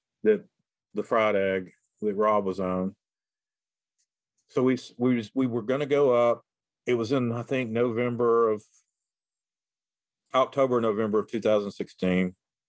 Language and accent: English; the South, United States; I'm from the South